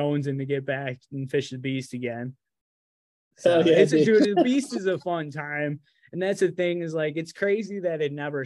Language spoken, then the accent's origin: English; New York, United States; I live as far away from you as New York City as you can get